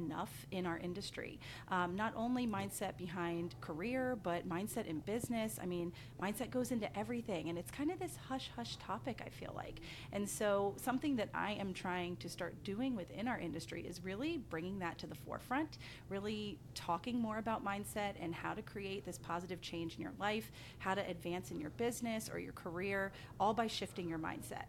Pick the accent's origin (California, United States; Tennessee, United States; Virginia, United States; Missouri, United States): Virginia, United States; Blue Ridge Mountains of; moved away as an adult; also born or lived in Asheville, North Carolina; I currently live in the Blue Ridge Mountains of Virginia. This is where I was born and raised